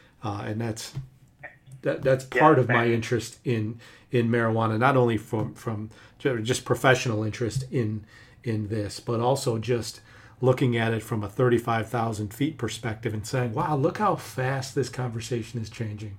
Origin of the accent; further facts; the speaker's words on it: Michigan, United States; Here in my home state of Michigan